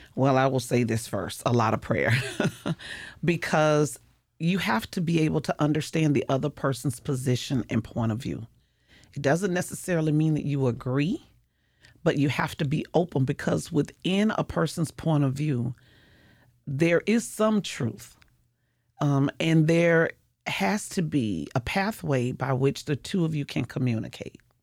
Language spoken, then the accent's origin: English; St. Petersburg, Florida, United States; I was born and raised in Saint Petersburg, so I am one of those original natives